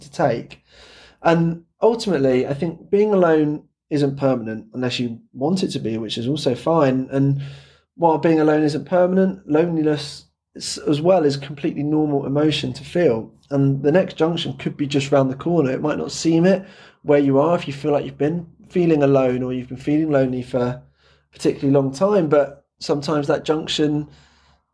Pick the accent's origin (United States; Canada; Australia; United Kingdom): United Kingdom; England; I'm English, so I'll speak the Queen's English